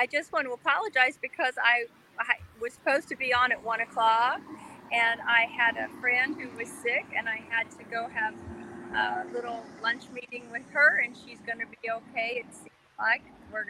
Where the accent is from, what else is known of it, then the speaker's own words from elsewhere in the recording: Maryland, United States; moved away as an adult; also born or lived in Huntington, West Virginia / Ohio; We lived in Ohio for a long time. And then when I was about 10, we moved to Maryland, and I was there until I was 19.